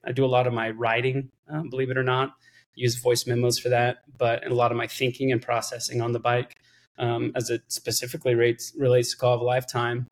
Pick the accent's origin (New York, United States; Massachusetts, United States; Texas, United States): Texas, United States; Austin; I was born here in Austin, Texas. I'm currently in Austin, Texas.